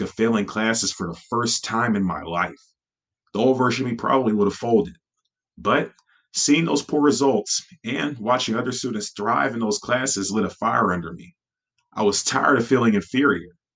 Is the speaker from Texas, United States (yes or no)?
yes; Beaumont, Texas, United States; the local college in my hometown of Beaumont, Texas